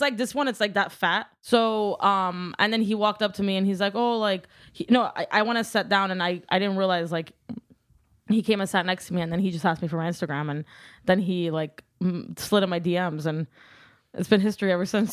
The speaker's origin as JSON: {"language": "English", "town": "Glendale", "region": "California", "country": "United States", "tie": "born or raised there", "first_language": "Armenian", "second_language": "English", "said": "I'm from Glendale, California"}